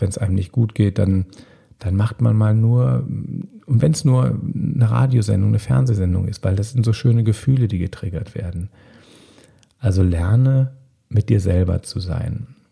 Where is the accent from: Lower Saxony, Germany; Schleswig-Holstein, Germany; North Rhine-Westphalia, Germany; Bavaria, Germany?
North Rhine-Westphalia, Germany; Bonn; In meiner Heimatstadt Bonn